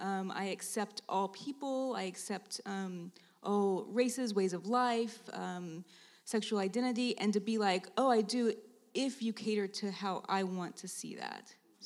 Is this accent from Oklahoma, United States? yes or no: yes; Oklahoma, United States; I'm also from Oklahoma.